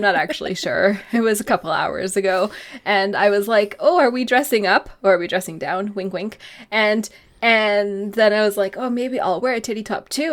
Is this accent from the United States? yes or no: no; Canada; now in United Kingdom; I'm not the only Canadian on the podcast today